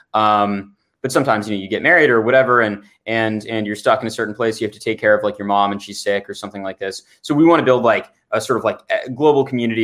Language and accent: English; Santa Barbara, California, United States; I grew up in Santa Barbara